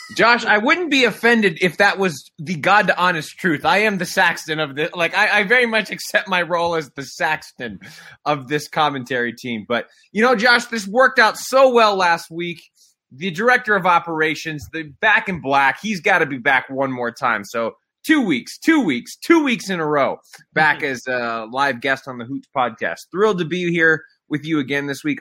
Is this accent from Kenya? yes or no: no; Canada; growing up in Canada